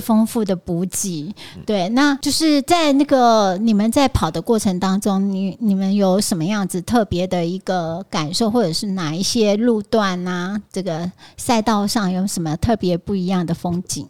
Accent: Taiwan; 我穿着台湾的国旗装，还是在我从台湾来的

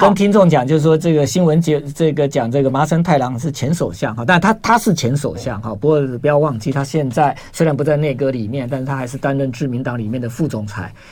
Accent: Taiwan; 我们台湾人

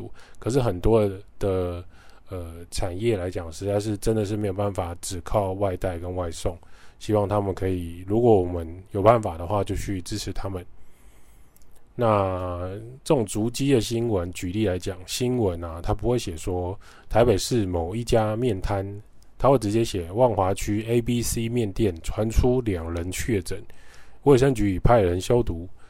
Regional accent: Taiwan; 我们都很喜欢台湾，所以我们在台湾长大、结婚、生子、定居，

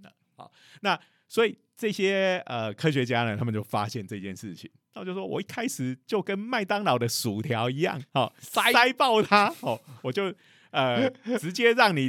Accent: Taiwan; 然后我们台湾人都超信这种啊，这种东西有效

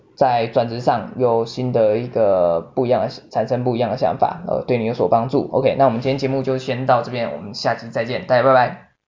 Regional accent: Taiwan; 我们台湾人

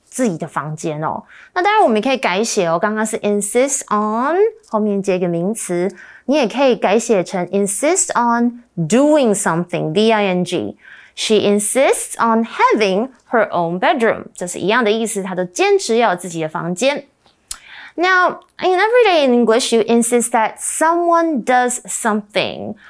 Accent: Australia; I grew up in Australia.

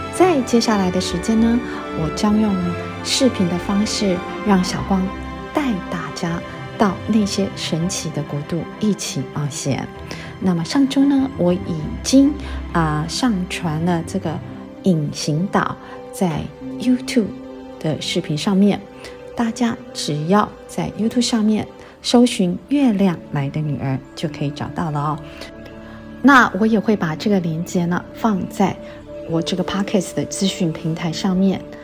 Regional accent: Taiwan; 我一直对台湾有一个很浓厚的感情，啊，大家都知道我是台湾人

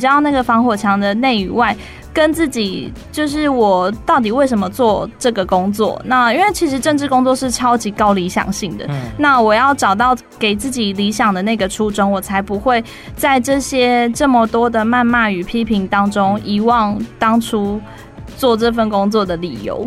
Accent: Fengshan, Kaohsiung, Taiwan; 小时候在文德嘛，文德国小，就凤山的国小

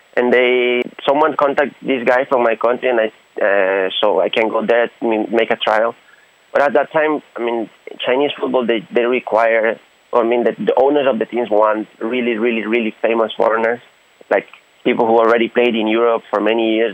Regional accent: Honduras; moved away as an adult; now in Taiwan; I'm from Honduras, Central America.

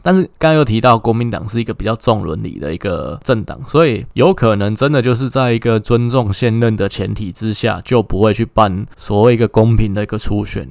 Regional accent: Taiwan; 我们台湾人

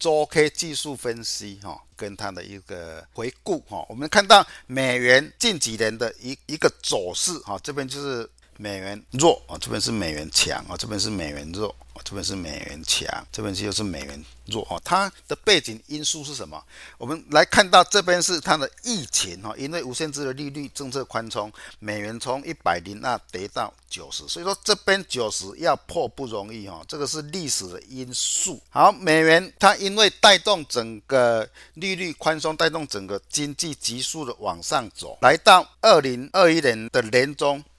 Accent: Chiayi, Taiwan; 各位，我是金钱报的现场朋友，大家好，

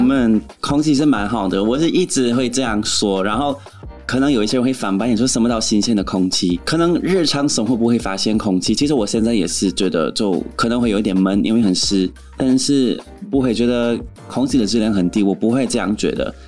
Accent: Edmonton, Alberta, Canada; Chinese is a second language; moved away as an adult; now in Taiwan; 我在那边长大的时候，还是有一点偏偏地

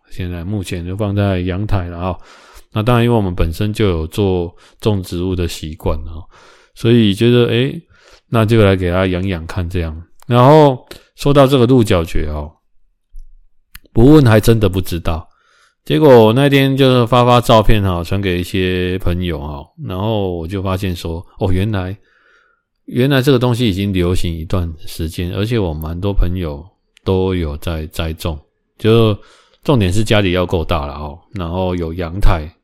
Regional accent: Kaohsiung, Taiwan; 我们高雄这边

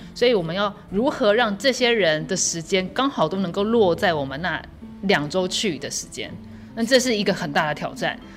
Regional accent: Luodong, Yilan County, Taiwan; 我在罗东长大

